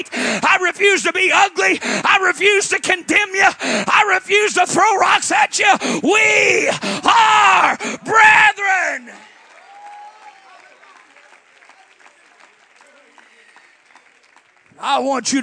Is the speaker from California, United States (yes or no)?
no; southern Illinois, United States; moved away; I was in a small school in southern Illinois there, and there were 34 kids in my graduating class